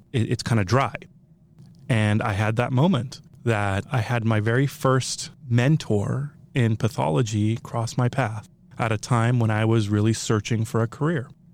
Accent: Reno, Nevada, United States; also born or lived in Tehran, Iran; I grew up in Reno, stayed in Reno all the way through high school

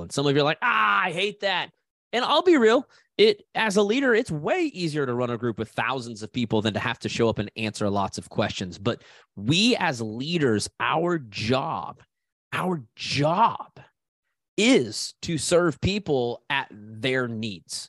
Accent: Haysville, Kansas, United States; I'm a kid from Hayesville, Kansas

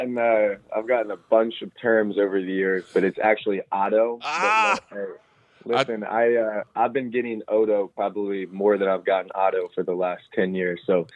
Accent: Roanoke, Virginia, United States; moved away as an adult; now in Louisville, United States; I'm from Roanoke, Virginia, which is the same city that Luke Hancock is from. We actually went to the same high school.

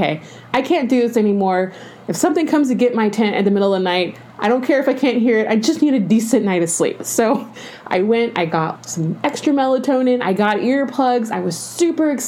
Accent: Georgia, United States; also born or lived in Arizona; now in California, United States; I grew up in Georgia

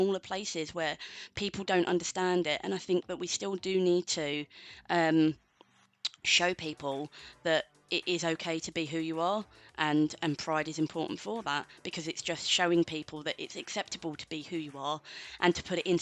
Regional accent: London, United Kingdom; now in Manchester, United Kingdom; I'm from London originally

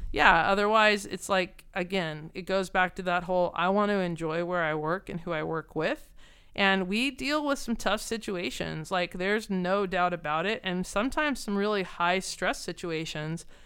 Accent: Southern California, United States; also born or lived in San Francisco; I'm from Southern California

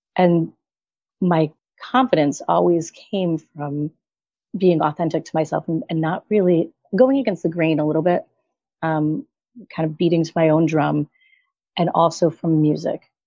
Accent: right outside of Hartford, Connecticut, United States; I'm in Connecticut. So I'm right outside of Hartford. Grew up here, been here my whole life

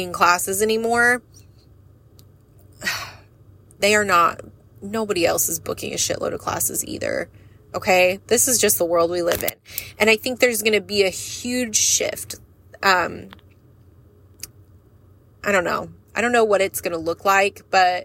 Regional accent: United States; We as the American people

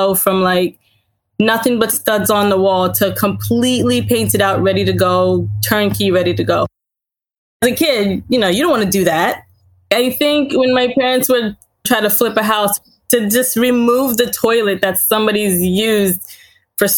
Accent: Laurel, Delaware, United States; also born or lived in Haiti; I was born in Haiti, came here when I was about 3 or 4 years old. My family has lived in Laurel, Delaware pretty much all my life

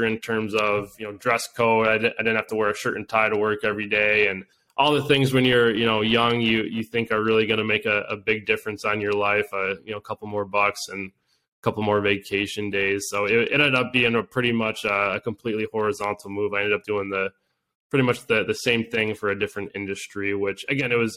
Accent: Grand Rapids, Michigan, United States; I'm originally from the Grand Rapids area on the west side

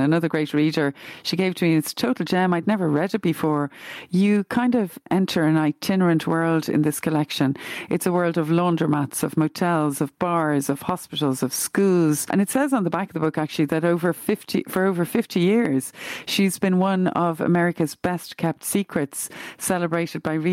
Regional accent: Glenageary, Leinster, Ireland; where I grew up in Glenageary

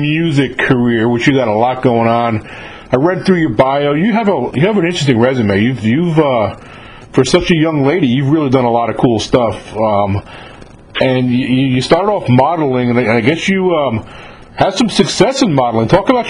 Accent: Yonkers, New York, United States; moved away as an adult; also born or lived in the South; I'm from Yonkers. Yonkers, yeah, Westchester County in that area.

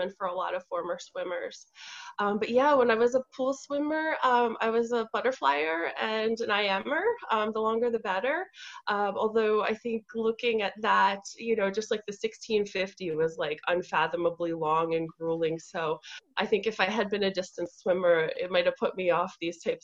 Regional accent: New York City, New York, United States; I'm from New York City

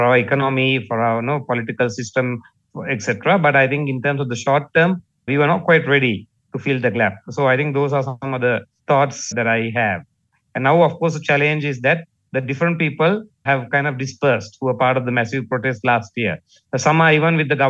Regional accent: Colombo, Western Province, Sri Lanka; from Colombo in Sri Lanka.

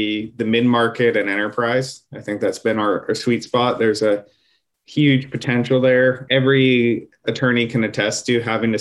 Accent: Bay Area, California, United States; I'm born and bred in the Bay Area. I still live here

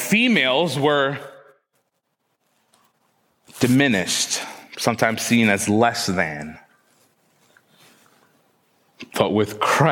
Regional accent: Trinidad & Tobago; I was born in Trinidad

